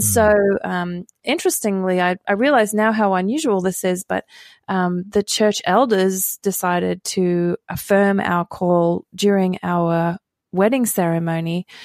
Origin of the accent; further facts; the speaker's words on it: Australia; moved away; I grew up in Australia